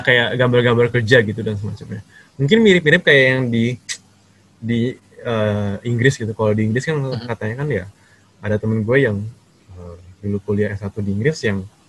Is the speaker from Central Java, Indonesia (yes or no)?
no; Jakarta, Indonesia; moved away as an adult; also born or lived in Bandung; now in Taiwan; asli dari Jakarta